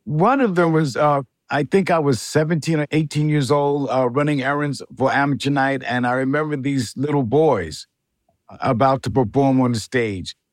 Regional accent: Mount Vernon, New York, United States; also born or lived in South Bronx, New York; I was born and raised in Mount Vernon, New York

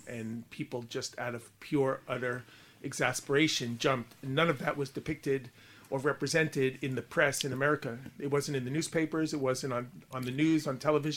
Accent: Long Island, New York, United States; accent: Long Island; also born or lived in England; now in United Kingdom; my Long Island accent

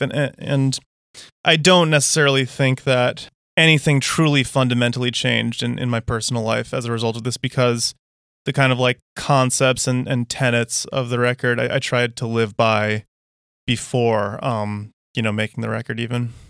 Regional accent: United States

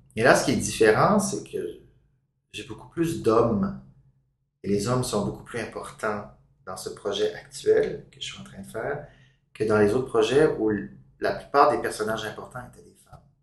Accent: Gaspésie, Quebec, Canada; also born or lived in Toronto; now in Montreal, Canada; de cette petite ville de Gaspésie où j'avais grandi

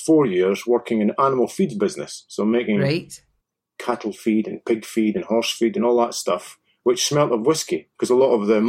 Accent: Dundee, Scotland, United Kingdom; So when I was growing up in Dundee, I had literally no idea what I fancied doing.

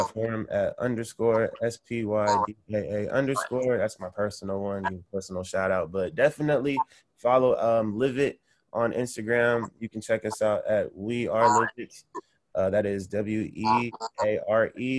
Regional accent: Sacramento, California, United States; moved away as an adult; now in Los Angeles, United States; I'm from Sacramento originally

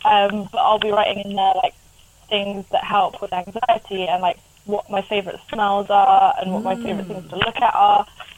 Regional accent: Devon, South West England, United Kingdom; also born or lived in Ireland; Yes, born and raised in Devon, so. And I lived in Ireland for a little while as well, literally in the middle of the woods.

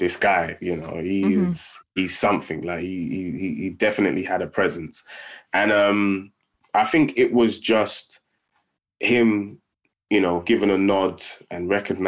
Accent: London, United Kingdom; I grew up in Tottenham

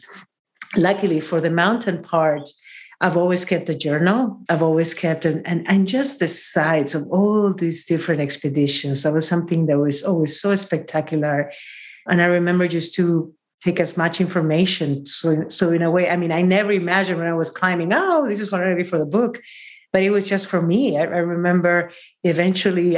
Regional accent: Peru; from Peru

